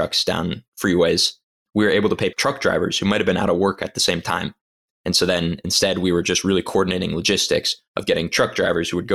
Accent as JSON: {"language": "English", "town": "Los Angeles", "region": "California", "country": "United States", "tie": "born or raised there", "said": "I'm from Los Angeles"}